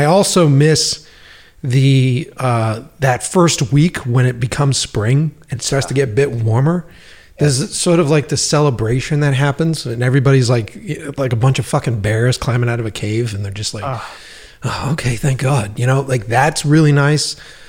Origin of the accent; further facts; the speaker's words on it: Boston, Massachusetts, United States; moved away as an adult; I love Boston. I love the East Coast. That city made me. That city really made me, really made my voice